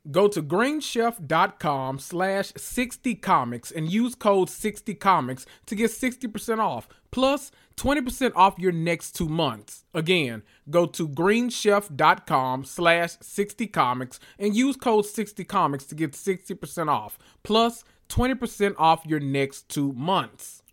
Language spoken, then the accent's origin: English; Memphis, Tennessee, United States; I'm from Memphis.